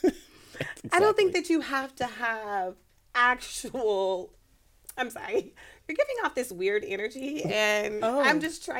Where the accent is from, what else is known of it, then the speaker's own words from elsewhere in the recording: Philadelphia, Pennsylvania, United States; now in Atlanta, United States; I was born in Philadelphia.